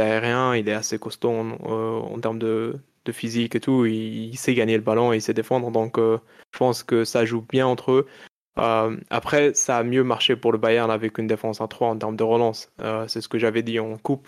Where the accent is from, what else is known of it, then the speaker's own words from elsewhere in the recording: Morocco; first language Arabic; French is a second language; moved away; j'ai grandi au Maroc, donc euh, je parle très bien d'Arija